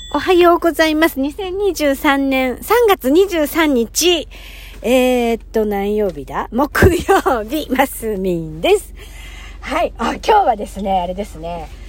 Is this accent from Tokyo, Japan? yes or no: yes; Hachioji, Tokyo, Japan; moved away; 地元の八王子に行きまして